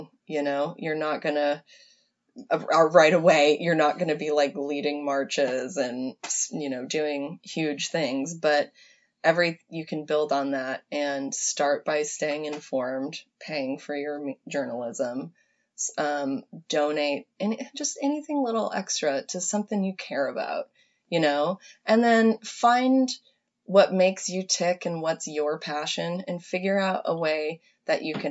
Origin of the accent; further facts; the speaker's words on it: Iowa, United States; Steve King is the congressman from my hometown